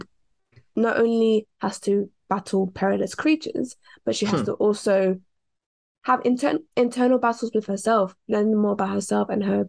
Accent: London, United Kingdom; I was born in the city of London, so I'm very much urban.

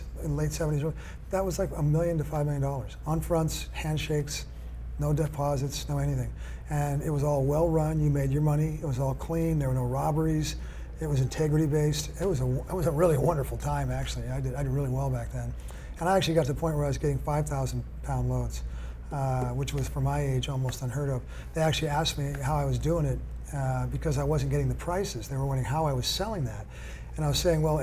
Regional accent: San Jose, California, United States; also born or lived in Capitola, California / Santa Cruz, California; we moved from San Jose

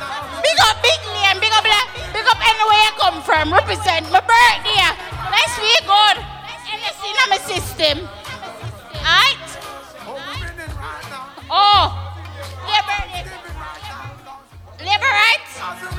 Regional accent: Spanish Town, Saint Catherine, Jamaica; Big up Jamaica. Straight. But I'm from Spanish Town. St. Catherine.

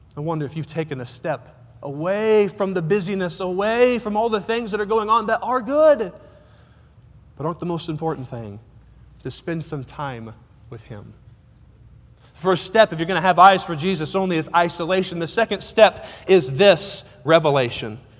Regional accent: Cortez, Colorado, United States; I'm from Cortez, Colorado

